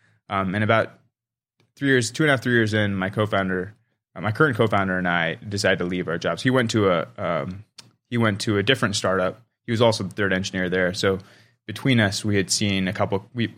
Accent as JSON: {"language": "English", "town": "Palo Alto", "region": "California", "country": "United States", "tie": "born or raised there", "said": "So I was born and raised in Silicon Valley. So I'm a local kid that never left the Bay Area, basically."}